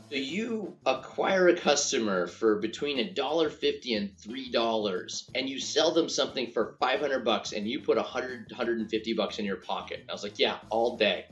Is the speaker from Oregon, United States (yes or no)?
yes; Grants Pass, Oregon, United States; moved away; my hometown of Grants Pass